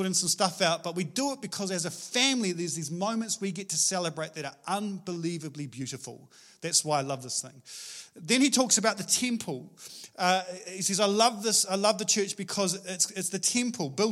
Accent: Scotland, United Kingdom; moved away; I'm Scottish

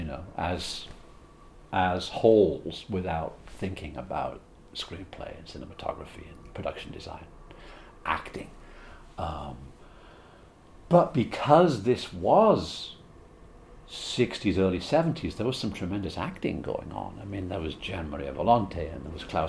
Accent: Liverpool, North West England, United Kingdom; moved away; also born or lived in Bristol; I was born outside Liverpool in England

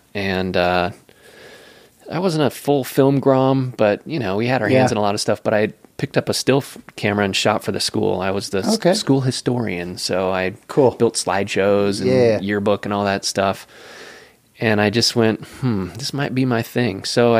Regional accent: West Coast, United States; So growing up on the West Coast, there was no yes, sir, and yes, ma'am.

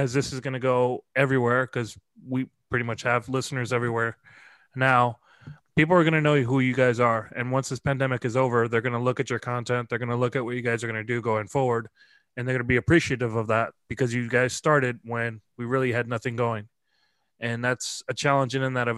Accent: United States; the American that was that traveled to play

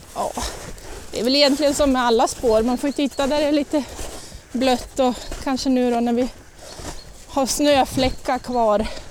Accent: Sandviken, Gävleborg County, Sweden; also born or lived in Åmot / Ockelbo; jag brukar säga att jag är från Åmot

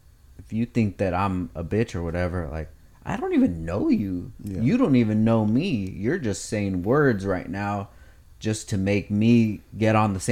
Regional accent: Oxnard, California, United States; I was born in Oxnard as well, same area too

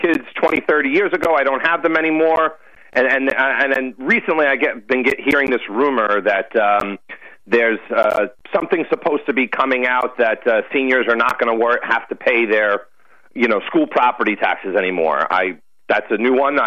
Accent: Bayport, New York, United States; also born or lived in Sayville, New York; I was born in Bayport. I live in Sable now.

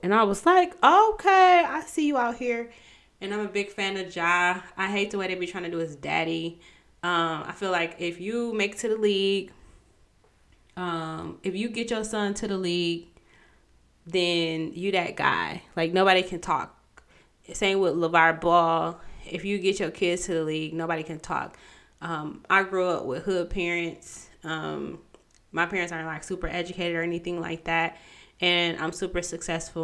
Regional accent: Pontiac, Michigan, United States; I'm from Pontiac.

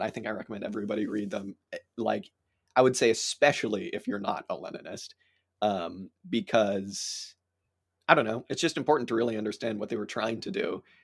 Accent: United States; as an American

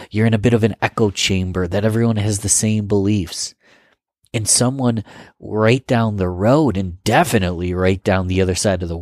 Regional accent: Rochester, New York, United States; I'm from Rochester, New York.

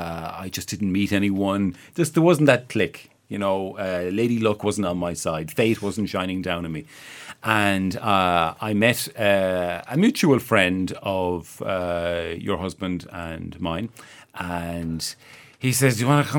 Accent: Ireland; I being Irish

